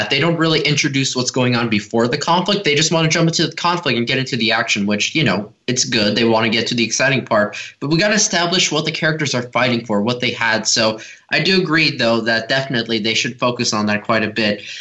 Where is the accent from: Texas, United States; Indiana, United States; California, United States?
California, United States; Los Angeles